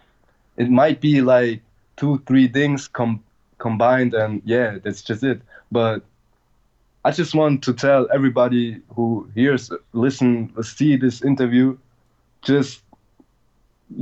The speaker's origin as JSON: {"language": "English", "country": "Germany", "said": "I'm from Germany. I'm from a little town"}